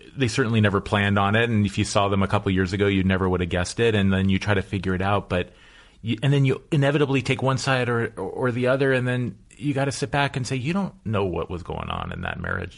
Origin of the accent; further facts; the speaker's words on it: Los Angeles, California, United States; I'm a lifer. I grew up in the Pacific Palisades